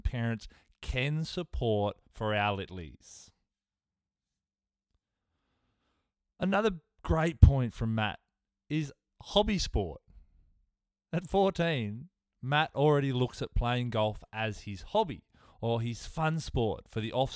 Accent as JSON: {"language": "English", "town": "Tamworth", "region": "New South Wales", "country": "Australia", "tie": "born or raised there", "said": "Somebody I grew up with in Tamworth"}